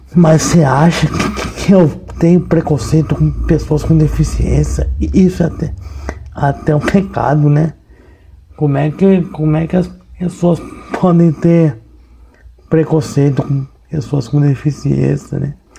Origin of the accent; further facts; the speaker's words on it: São Paulo, Brazil; eu sou jornalista, eu sou de São Paulo